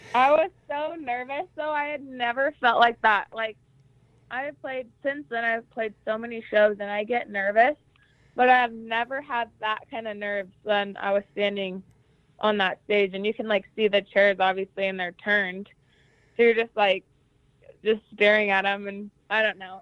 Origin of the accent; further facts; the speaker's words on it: Jerome, Idaho, United States; I was born and raised in Jerome, Idaho, and I grew up on a dairy farm